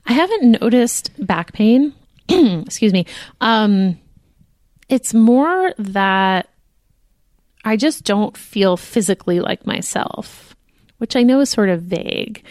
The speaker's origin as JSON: {"language": "English", "country": "United States", "said": "We are American."}